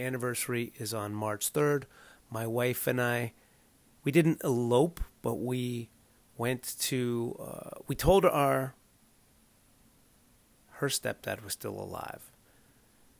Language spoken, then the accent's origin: English; Southern California, United States; also born or lived in Evanston, Illinois; we grew up in Southern California